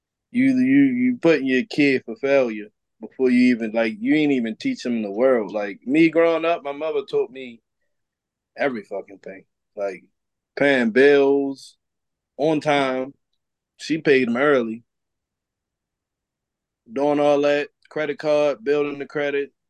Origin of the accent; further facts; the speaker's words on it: Baltimore, Maryland, United States; I grew up in Baltimore City on Poplar Grove